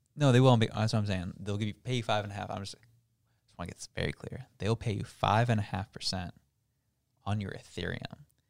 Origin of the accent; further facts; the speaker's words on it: Canada; They rip me as a Canadian